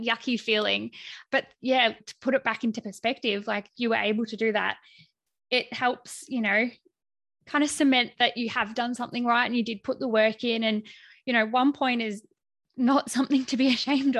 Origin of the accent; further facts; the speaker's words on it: Melbourne, Victoria, Australia; I'm from Melbourne